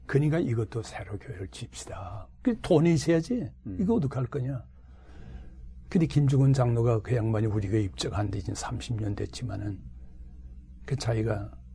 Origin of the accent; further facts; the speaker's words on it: Hwanghae, North Korea; moved away as an adult; also born or lived in Jinnampo / Pyongyang / Daegu; now in Seoul, South Korea; 내가 황해도 고향에 있을 때